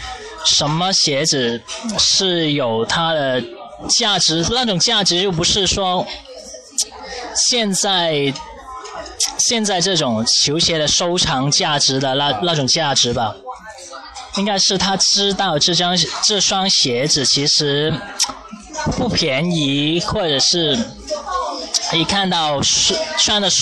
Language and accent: Chinese; Guangdong, China; 我们广东这边